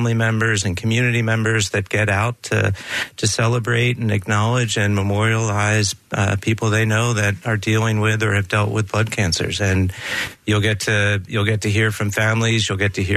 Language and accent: English; Doylestown, Pennsylvania, United States; I grew up out in Doylestown